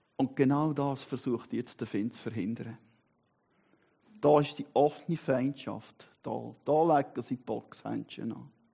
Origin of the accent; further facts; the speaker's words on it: Switzerland; bin Schweizer und Christ